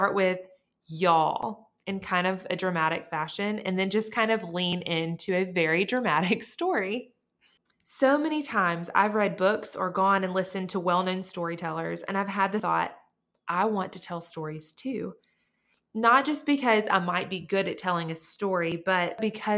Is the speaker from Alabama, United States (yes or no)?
yes; Montgomery, Alabama, United States; I was born and raised in Montgomery, Alabama.